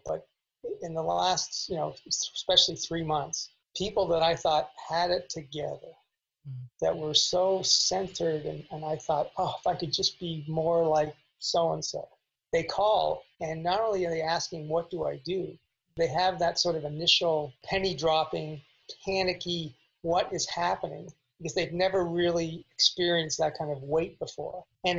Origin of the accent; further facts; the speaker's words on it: Canada; now in Los Angeles, United States; And when I came to Los Angeles from Canada, and I had I have an older brother who's very successful, 10 years older.